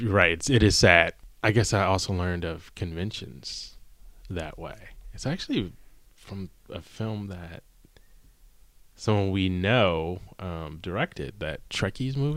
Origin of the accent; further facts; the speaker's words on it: Maryland, United States; moved away; also born or lived in Los Angeles; growing up in Maryland